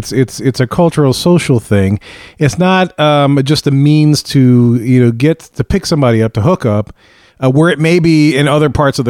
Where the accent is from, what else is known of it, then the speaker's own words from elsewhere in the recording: New Orleans, Louisiana, United States; but we're obviously from New Orleans.